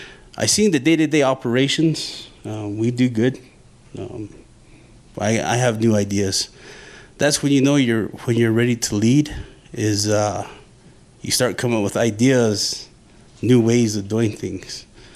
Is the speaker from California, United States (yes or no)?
no; McKinley County, New Mexico, United States; I'm from McKinley County, Theroux, New Mexico.